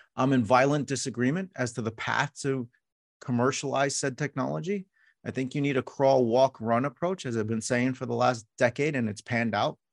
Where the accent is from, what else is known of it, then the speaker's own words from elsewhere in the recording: New York City, New York, United States; I was born in New York City